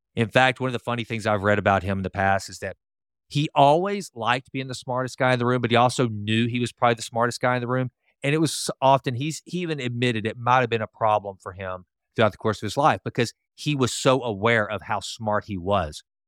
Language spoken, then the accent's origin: English; Sulphur Springs, United States; my small hometown of Sulphur Springs